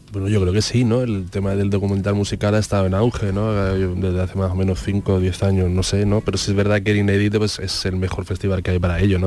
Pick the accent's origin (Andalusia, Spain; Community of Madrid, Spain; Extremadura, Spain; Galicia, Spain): Andalusia, Spain; ha formado mucho parte de nuestra identidad, ¿no? Como andaluces